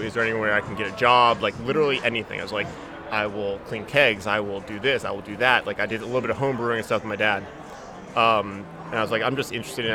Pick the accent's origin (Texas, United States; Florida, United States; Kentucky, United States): Florida, United States; Jacksonville; also born or lived in Syracuse; born and raised in Jacksonville